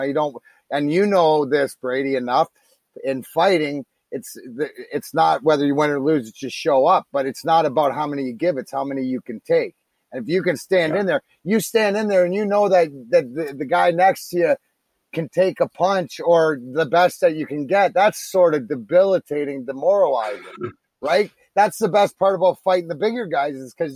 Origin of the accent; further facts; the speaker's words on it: Leamington, Ontario, Canada; I grew up in Leamington